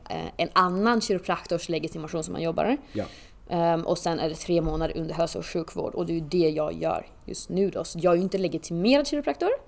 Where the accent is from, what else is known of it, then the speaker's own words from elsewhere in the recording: Åland, Finland; eftersom att jag kommer från Åland som {S0} tillhör ja. Finland